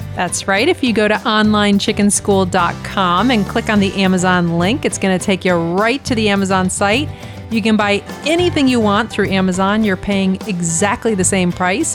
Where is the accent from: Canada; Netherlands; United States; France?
United States; Florida; moved away; I grew up in Florida